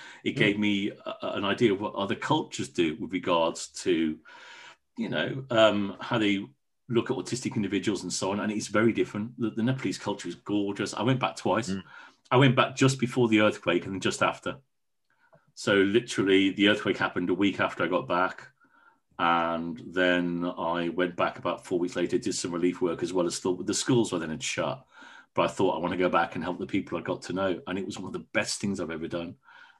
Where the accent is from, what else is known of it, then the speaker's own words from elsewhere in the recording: Wales, United Kingdom; My family's proudly Welsh. I'm proudly Welsh. I haven't got the accent.